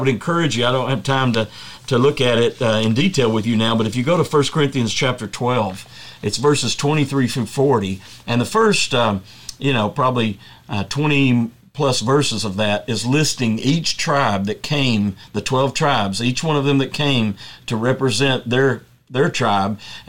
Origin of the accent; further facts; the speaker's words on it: East Tennessee, United States; I'm from East Tennessee, where both of us are from there, and my family and the Clingans had in Clingan Ridge, which is in Cleveland, Tennessee now.